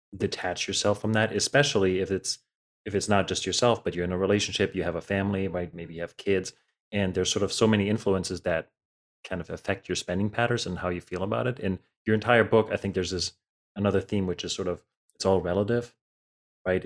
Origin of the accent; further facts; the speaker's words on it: Germany; moved away; I grew up in Germany